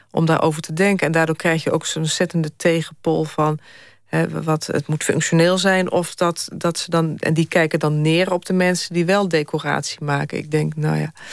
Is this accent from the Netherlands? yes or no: yes; Netherlands; ik vind, ben er heel trots op dat wij toch als Nederlanders cultuur hebben dat we iedereen bij elkaar houden